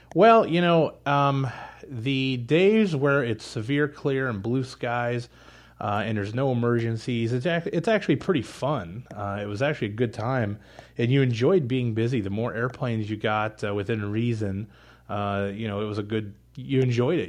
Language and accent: English; Pittsburgh, Pennsylvania, United States; moved away as an adult; also born or lived in Indianapolis, Indiana / Elkhart, Indiana; I was born and raised in Pittsburgh